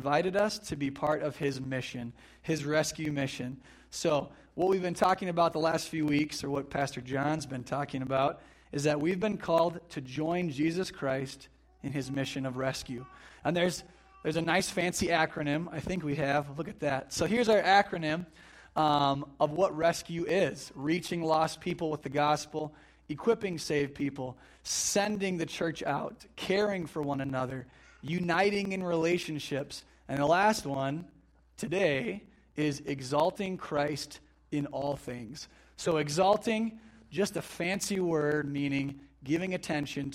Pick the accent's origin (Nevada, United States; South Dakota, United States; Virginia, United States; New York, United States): South Dakota, United States; Flandreau; I'm from Flandreau originally here. So I grew up on a farm southeast of town